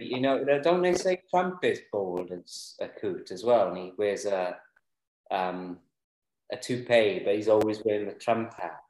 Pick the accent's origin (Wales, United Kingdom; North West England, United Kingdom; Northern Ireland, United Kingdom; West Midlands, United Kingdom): Wales, United Kingdom; Mid Glamorgan; I'm from Mid Glamorgan.